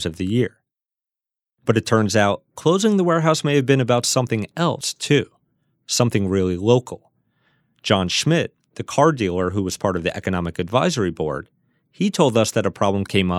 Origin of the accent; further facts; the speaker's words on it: New York City, New York, United States; we're in the northwest corner of Staten Island, my hometown